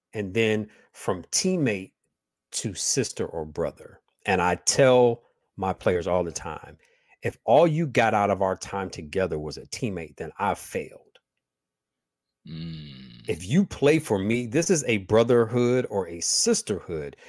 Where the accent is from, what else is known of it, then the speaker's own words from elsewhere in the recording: Midwest, United States; all my family's from Huntsville, Alabama, um, and so I was raised in the Midwest with southern with very very very southern values.